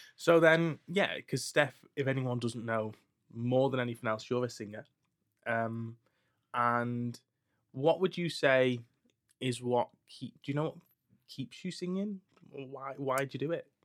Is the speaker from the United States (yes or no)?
no; Skelmersdale, North West England, United Kingdom; I'm from scam